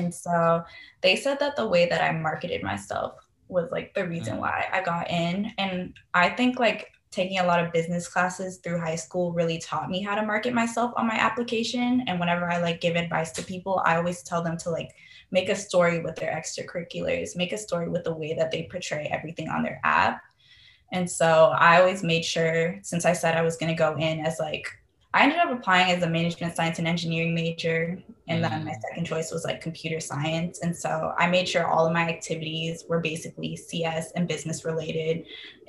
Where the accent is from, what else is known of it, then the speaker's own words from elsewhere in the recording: California, United States; Oh yeah, because I remember I would always like drive by like different places, especially like I believe like near San Jose or like Silicon Valley